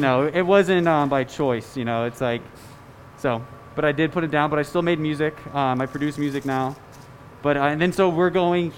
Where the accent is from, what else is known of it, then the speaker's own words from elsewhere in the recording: Scottsdale, Arizona, United States; now in Denver, United States; I'm from Scottsdale, Arizona.